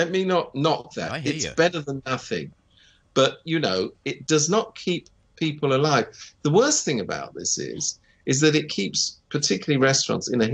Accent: United Kingdom; moved away; I speak as a Brit

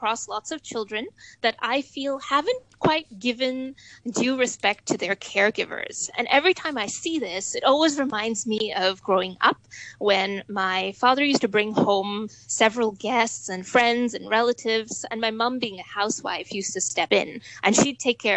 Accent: Hong Kong; also born or lived in Melbourne; I'm born and brought up in Hong Kong, have been going to school here all my life

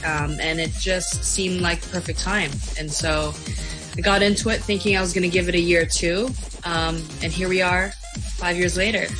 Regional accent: Hong Kong; moved away as an adult; now in Shanghai, China; I grew up in Hong Kong and I am a professional MMA fighter currently based out of Shanghai

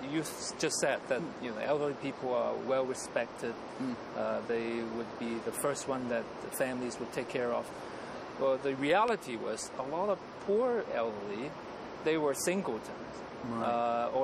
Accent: Hong Kong; moved away as an adult; also born or lived in Macau / United States; Although I was born in Macau, I grew up here. I moved to Hong Kong when I was about 7. I look at myself as a Hong Kongese

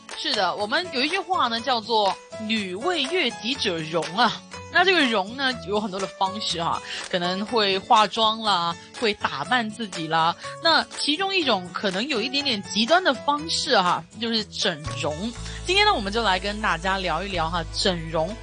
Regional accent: Hong Kong; 我们香港这边

